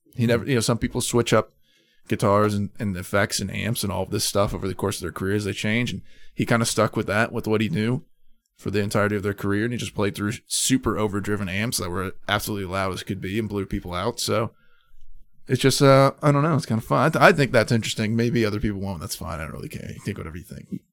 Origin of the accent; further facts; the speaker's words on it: Madison, United States; my hometown of Madison when I was in high school